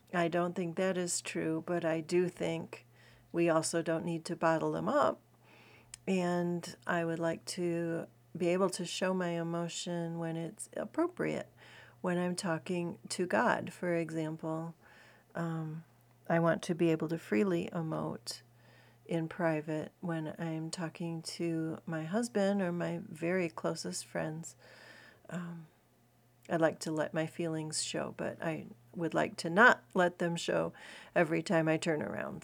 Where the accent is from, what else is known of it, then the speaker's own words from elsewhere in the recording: United States; I'm as American as apple pie